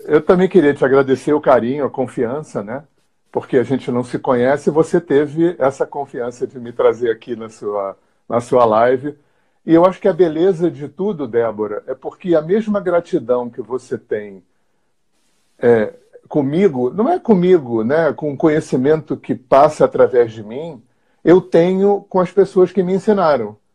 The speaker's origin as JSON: {"language": "Portuguese", "region": "Rio de Janeiro", "country": "Brazil", "moved": "as an adult", "said": "eu sou carioca, aquariano, tenho 64 anos"}